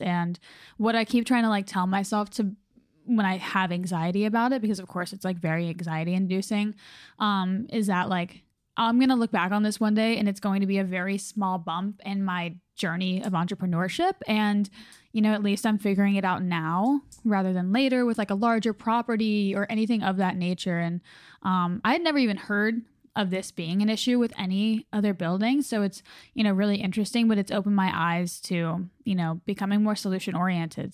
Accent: North Carolina, United States; my home state

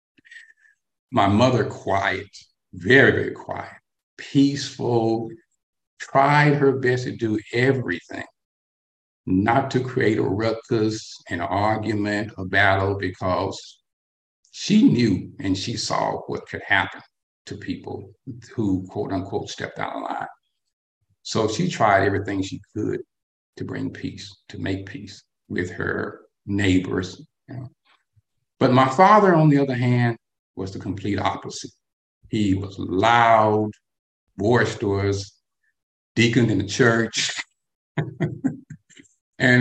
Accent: North Alabama, United States; I am what they would call a Southern boy. Okay. I was born and raised in North Alabama during the 1960s

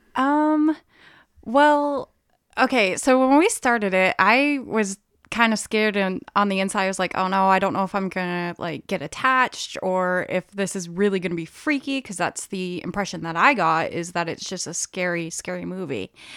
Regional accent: Brewer, Maine, United States; I grew up in Brewer, so I frequented Bangor for shopping

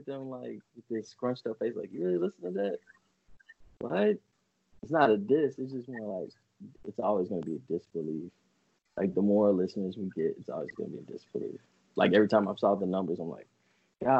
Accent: United States; me and Jay growing up in Highland Hills with my grandma and my mom

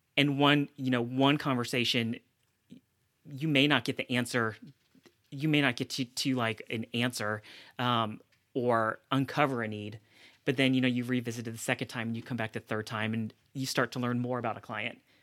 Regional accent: Middle Tennessee and Mississippi, the South, United States; also born or lived in South Korea; I grew up primarily between, uh, Middle Tennessee and Mississippi

